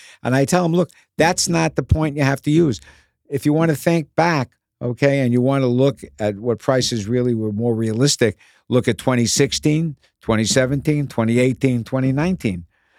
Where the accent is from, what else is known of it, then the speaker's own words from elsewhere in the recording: Bronx, New York, United States; I was born in the Bronx near Yankee Stadium.